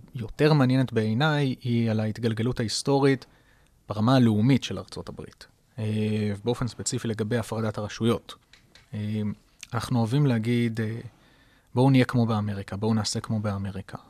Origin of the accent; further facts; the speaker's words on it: Israel; לנו כישראלים